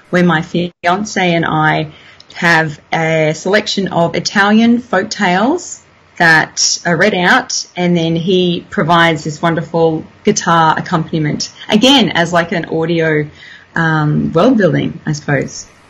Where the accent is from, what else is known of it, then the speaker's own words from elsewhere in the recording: Toowoomba, Queensland, Australia; moved away; I grew up in Toowoomba.